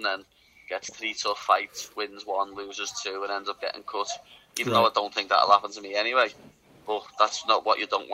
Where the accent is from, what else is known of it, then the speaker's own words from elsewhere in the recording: Liverpool, North West England, United Kingdom; accent: Scouse; we're not English, we're Scouts